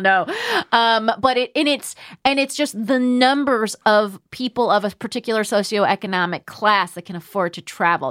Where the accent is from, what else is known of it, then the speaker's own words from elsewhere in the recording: United States; I'm from America